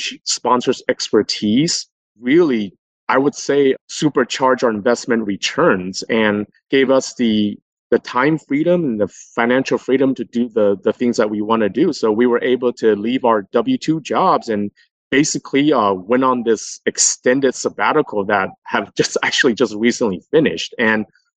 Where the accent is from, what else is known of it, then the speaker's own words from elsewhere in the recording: Los Angeles, California, United States; also born or lived in New York City; I came back home to my hometown and worked for a fairly large investment management company, a fund manager in Los Angeles for another 7 years